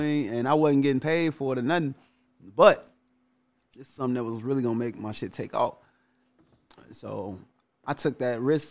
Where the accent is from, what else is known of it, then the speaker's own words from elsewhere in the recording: Chicago, Illinois, United States; also born or lived in Calumet City, Illinois; Cabrini was crazy. Like going to school because I went to school in the middle of the projects